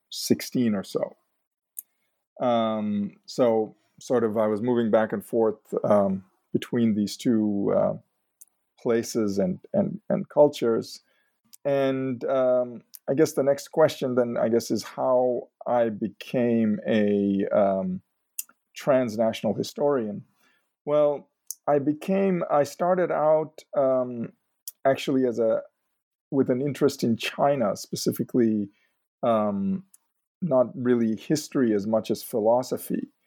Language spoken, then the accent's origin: English; Mumbai, Maharashtra, India; moved away; also born or lived in Chicago, United States; So, I was uh, I was born in Chicago, but we uh, returned to India, specifically uh, Bombay. Um, it was Bombay back then. Um, when I was about two weeks old